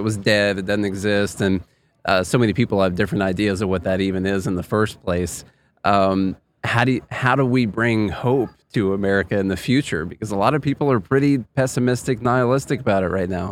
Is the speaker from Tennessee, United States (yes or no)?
yes; Tennessee, United States; I'm from Tennessee